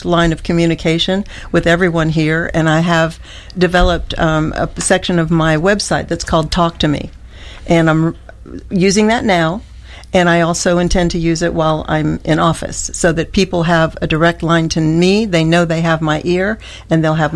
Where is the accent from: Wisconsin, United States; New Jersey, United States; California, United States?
California, United States; moved away as an adult; also born or lived in Wilson County, Tennessee; now in Tennessee, United States; I grew up in California